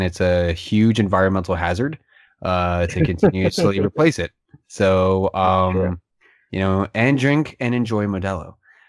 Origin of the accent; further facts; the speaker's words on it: Florida, United States; growing up in Florida.